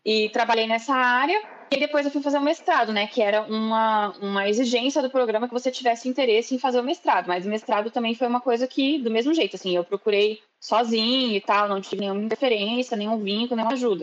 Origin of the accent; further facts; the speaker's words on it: Ribeirão Preto, São Paulo, Brazil; moved away as an adult; also born or lived in Bauru, Brazil; now in Germany; eu sou do interior de São Paulo, sou de Ribeirão Preto